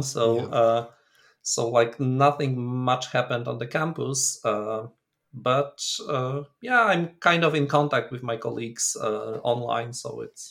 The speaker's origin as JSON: {"language": "English", "country": "Poland", "also_born_or_lived": "Tübingen, Germany", "moved": "as an adult", "lives_now": "Loughborough, United Kingdom", "said": "Originally, I come from Poland, where I did my PhD in beautiful old city of Krakow."}